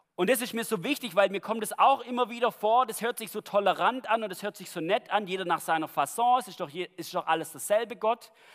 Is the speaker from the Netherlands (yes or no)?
no; Germany; bei uns in Deutschland